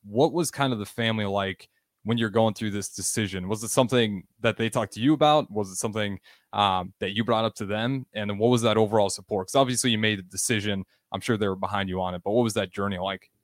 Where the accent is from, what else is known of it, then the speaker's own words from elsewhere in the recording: Nebraska, United States; I'm from Nebraska